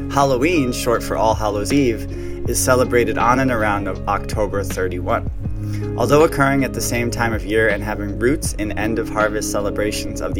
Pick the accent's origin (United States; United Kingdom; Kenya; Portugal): United Kingdom; Wales; Even though I am Welsh, Gaelic is such a hard